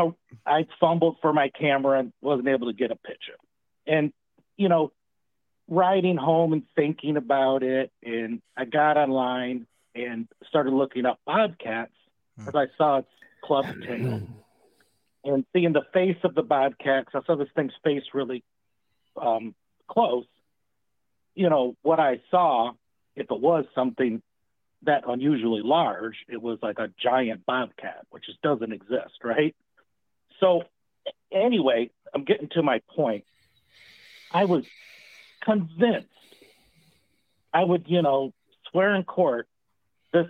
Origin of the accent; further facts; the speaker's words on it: Michigan, United States; now in Louisiana, United States; I'm here in the South, as y'all said, Louisiana, and I'm from Michigan originally.